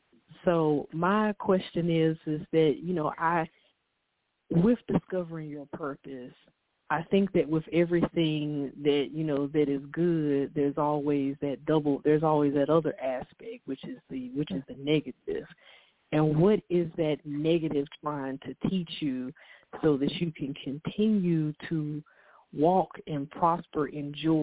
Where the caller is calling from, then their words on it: Winston-Salem, North Carolina, United States; I'm calling from Winston-Salem, North Carolina